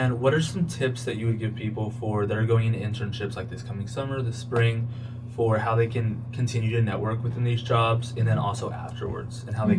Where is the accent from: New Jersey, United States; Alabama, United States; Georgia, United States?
Georgia, United States; Atlanta; we're both from Atlanta